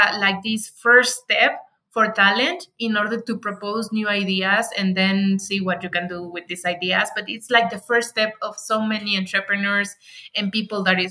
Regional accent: Morelia, Michoacán, Mexico; English is a second language; now in Mexico City, Mexico; my hometown, that is Morelia, Michoacan

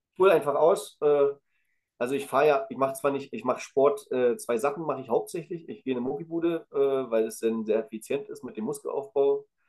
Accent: the East, eastern Germany, Germany; ich komme ja aus dem Osten

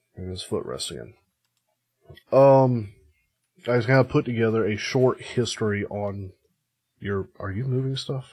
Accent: United States; I'm American

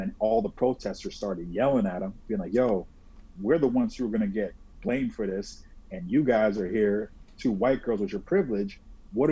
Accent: Delray Beach, Florida, United States; we're from South Florida, Delray Beach

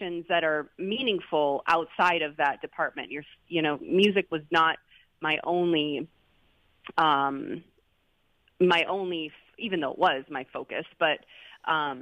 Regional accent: Kenosha, Wisconsin, United States; I'm also from Kenosha

